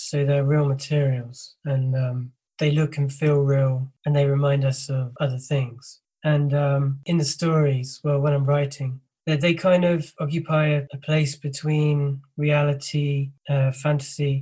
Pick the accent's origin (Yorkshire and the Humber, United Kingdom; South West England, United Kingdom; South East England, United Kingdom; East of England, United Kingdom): South East England, United Kingdom; Isle of Wight; I grew up on the Isle of Wight